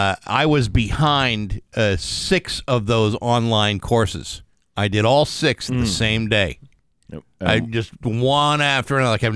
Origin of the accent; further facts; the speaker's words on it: Rehoboth, Massachusetts, United States; in Rehoboth, my hometown.